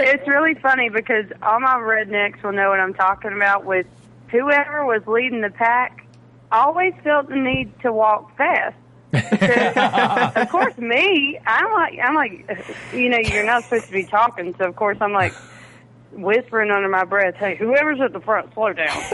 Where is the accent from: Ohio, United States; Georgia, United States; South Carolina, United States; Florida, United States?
South Carolina, United States; I'm from South Carolina, the home of the fighting Gamecocks